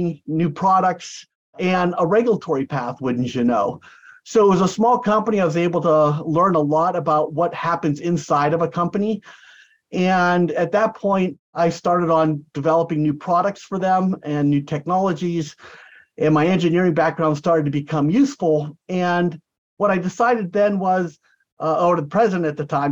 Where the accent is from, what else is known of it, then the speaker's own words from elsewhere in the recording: United States; also born or lived in San Diego, California / Florida / Santa Barbara, California; I'm an American. I don't speak Portuguese